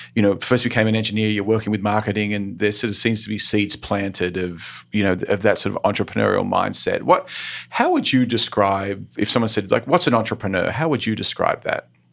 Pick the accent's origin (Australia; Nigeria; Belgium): Australia; now in United States; growing up in Australia